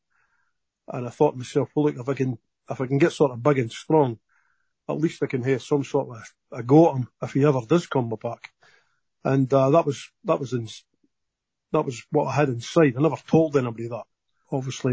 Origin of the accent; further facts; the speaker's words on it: Dundee, Scotland, United Kingdom; moved away as an adult; now in Australia; my younger days and growing up in Scotland